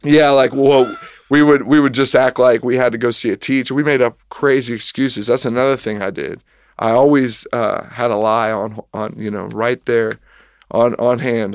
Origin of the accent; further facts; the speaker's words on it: Kettering, Ohio, United States; moved away as an adult; also born or lived in Lexington, Kentucky / Richmond, Kentucky; I grew up in Kettering, Ohio, which is a suburb south of Dayton